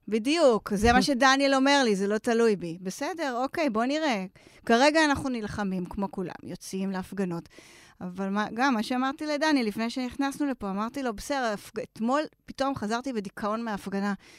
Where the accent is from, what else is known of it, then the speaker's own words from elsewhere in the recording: Israel; אנחנו דווקא אנשים, בסדר גמור, לא מניו יורק ולא מ-LA, אלא ישראלים